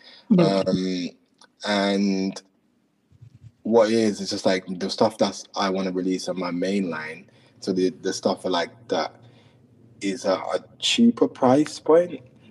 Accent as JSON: {"language": "English", "region": "London", "country": "United Kingdom", "tie": "born or raised there", "also_born_or_lived": "Jamaica", "said": "like I'm from Jamaica, so it's obviously a massive part of who I am. So like I'm mixing like the kind of like growing up in London"}